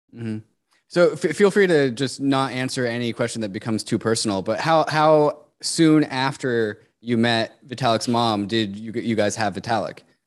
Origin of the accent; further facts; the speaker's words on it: United States; growing up in America